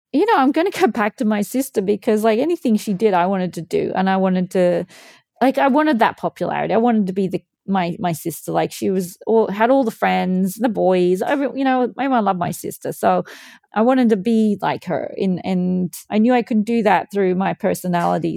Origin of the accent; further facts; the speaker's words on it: Australia; moved away; also born or lived in Louth, England; I grew up swimming in Australia